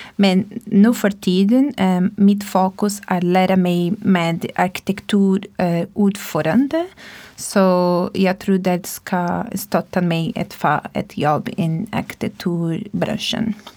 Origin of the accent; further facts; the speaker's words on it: Brazil; Swedish is a second language; moved away as an adult; now in Sweden; jag kommer från Brasilien.